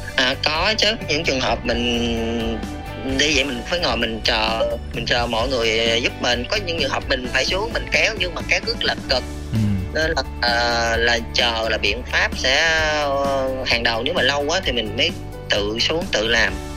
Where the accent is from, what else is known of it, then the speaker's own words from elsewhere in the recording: Southern Vietnam, Vietnam; accent: southern; mình nói giọng miền nam